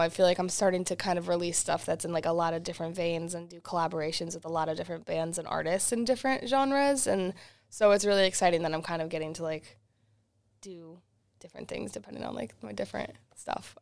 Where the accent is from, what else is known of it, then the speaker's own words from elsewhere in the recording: Worcester, Massachusetts, United States; also born or lived in Boston; I got to play in my hometown of Worcester, Massachusetts